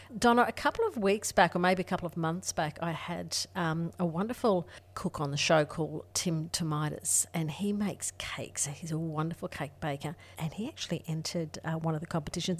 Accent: Ingham, Queensland, Australia; now in Alice Springs, Australia; I grew up in rural Queensland

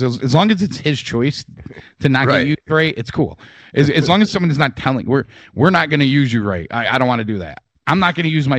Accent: United States; I'm an American

